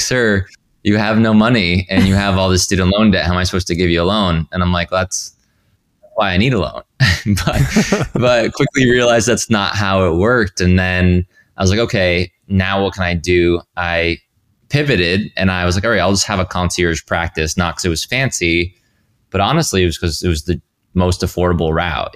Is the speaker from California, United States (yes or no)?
no; Rhode Island, United States; moved away; I grew up in Rhode Island.